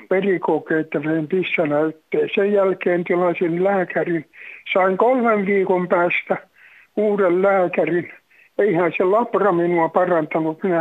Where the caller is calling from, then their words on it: Tampere, Pirkanmaa, Finland; Minä olen Tampereelta sairas mies, 95-vuotias, kävin yksin ja yksin olen kotona.